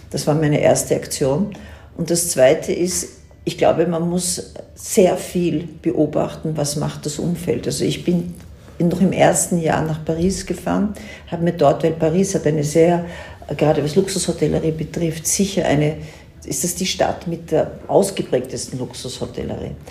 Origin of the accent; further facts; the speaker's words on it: Vienna, Austria; ich bin Wienerin und lebe jetzt nicht in Tirol, aber ich bin jede, Tage, jede Woche drei bis vier Tage hier.